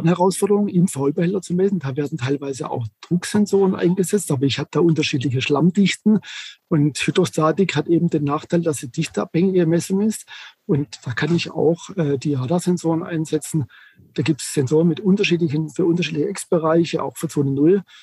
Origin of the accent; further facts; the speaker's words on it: Germany; bei uns in Deutschland